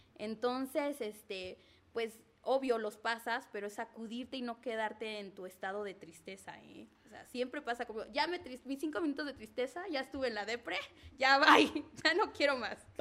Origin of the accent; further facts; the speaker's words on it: Zacatelco, Tlaxcala, Mexico; soy originaria de Zacatelco, Tlaxcala